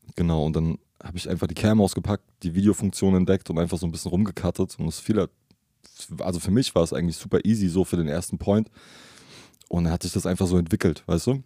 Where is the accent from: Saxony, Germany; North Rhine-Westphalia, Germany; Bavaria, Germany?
Saxony, Germany; Leipzig; Also mehr oder weniger in Leipzig geboren